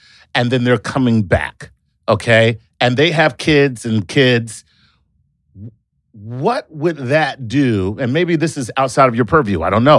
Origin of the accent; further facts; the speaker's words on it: Canada; I hail from Canada, and I love your books.